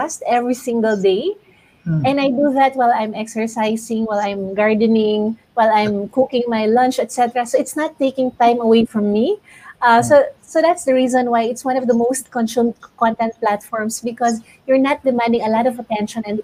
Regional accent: Philippines; from the Philippines.

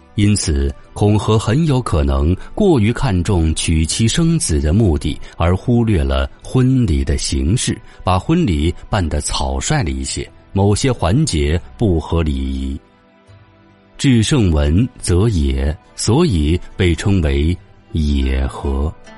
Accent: China; 我们中国人的人生观、价值观、世界观都有儒学的影响

